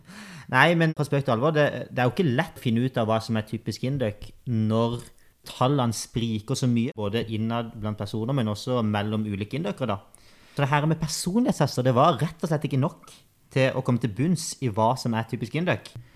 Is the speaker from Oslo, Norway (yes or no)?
no; Kristiansand, Agder, Norway; moved away; Født og oppvokst på Hellemyr og Grim i Kristiansand